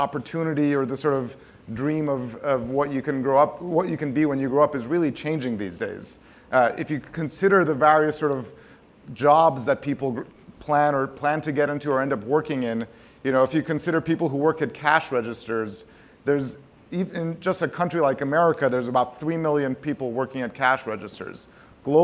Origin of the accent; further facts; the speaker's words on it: Tehran, Tehran Province, Iran; We grew up in Tehran, Iran, not very far from here